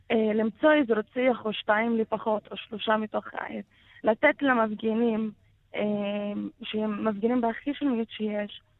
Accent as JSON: {"language": "Hebrew", "country": "Palestine", "said": "הדגל הפלסטיני זה הזהות שלנו, זה לא שום דבר אחר. אנחנו כן פלסטינים, במקור שלנו אני פלסטינית."}